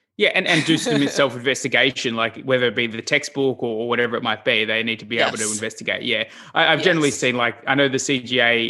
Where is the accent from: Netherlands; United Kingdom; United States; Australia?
Australia; I'm from Australia